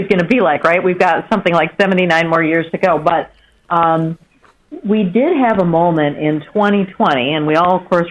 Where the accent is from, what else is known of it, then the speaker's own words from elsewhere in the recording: Michigan, United States; my home state of Michigan.